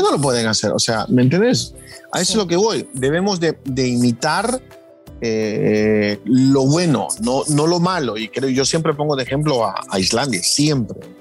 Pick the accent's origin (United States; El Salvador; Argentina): El Salvador; en mi país, en El Salvador